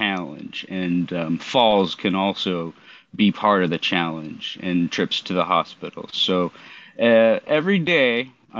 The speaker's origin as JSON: {"language": "English", "town": "Portland", "region": "Oregon", "country": "United States", "tie": "born or raised there", "also_born_or_lived": "Southeast Alaska", "moved": "yes", "lives_now": "Alaska, United States", "said": "I'm currently living in Southeast Alaska, and I grew up in Oregon, Southeast Portland, to be specific"}